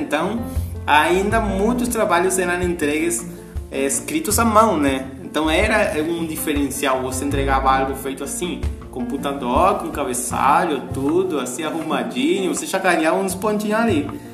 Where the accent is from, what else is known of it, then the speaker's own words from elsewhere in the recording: Argentina; Portuguese is a second language; moved away as an adult; now in Imbituba, Brazil; sou argentino e estou morando aqui no Brasil faz cinco anos